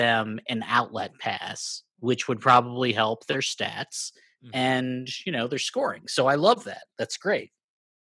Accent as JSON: {"language": "English", "region": "Michigan", "country": "United States", "tie": "born or raised there", "said": "As someone who grew up adjacent to Canada, I'm from Michigan"}